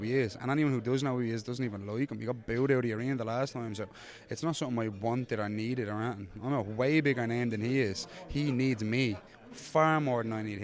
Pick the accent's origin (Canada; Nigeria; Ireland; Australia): Ireland; Dublin, Leinster; I'm a hometown lad. I live up the road